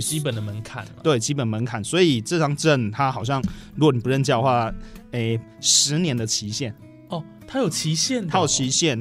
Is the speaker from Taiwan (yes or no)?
yes; Taichung, Taiwan; also born or lived in Lanyu; 我本身是台中人